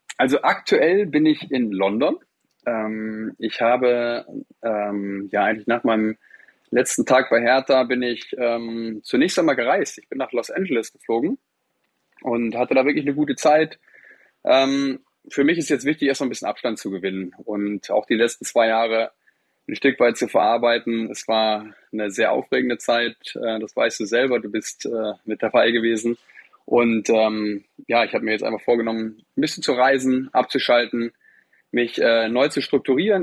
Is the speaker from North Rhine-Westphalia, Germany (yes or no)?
yes; North Rhine-Westphalia, Germany; Also ich bin gebürtig aus Ostwestfalen